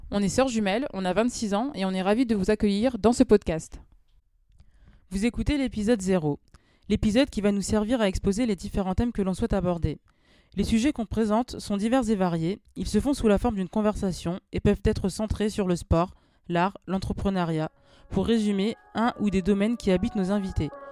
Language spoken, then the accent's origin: French; Amiens, Hauts-de-France, France; also born or lived in Paris; je suis née, j'ai grandi à Amiens également. Même si actuellement, bon, je travaille sur Paris